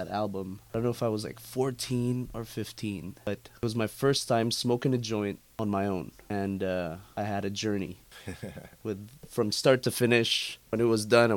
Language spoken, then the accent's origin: English; Philippines; now in Canada; I was born in the Philippines.